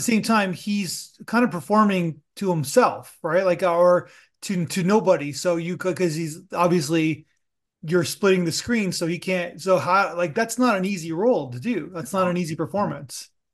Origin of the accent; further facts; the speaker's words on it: Canada; I'm, I'm Canadian